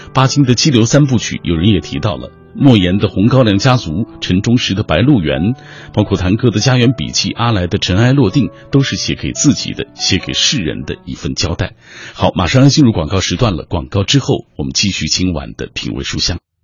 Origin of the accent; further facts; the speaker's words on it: China; 我们大陆这边